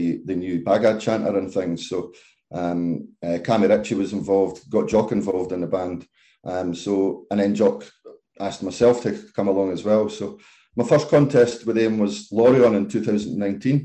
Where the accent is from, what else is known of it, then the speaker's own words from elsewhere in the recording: Kirkcaldy, Scotland, United Kingdom; I'm from Kirkcaldy, so it was a chance to come back to Fife